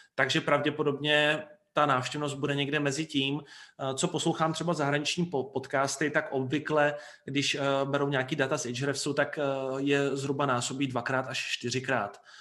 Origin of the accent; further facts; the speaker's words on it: Brno, South Moravian Region, Czechia; U nás v Brně